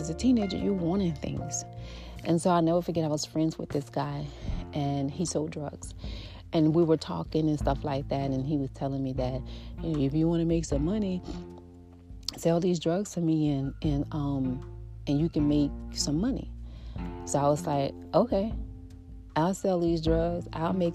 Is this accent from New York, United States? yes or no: no; New Orleans, Louisiana, United States; I grew up in the Florida projects. I grew up in a house, but we live right across the street. Like, our house and other houses set inside of a L-shape Florida project, Ninth Ward.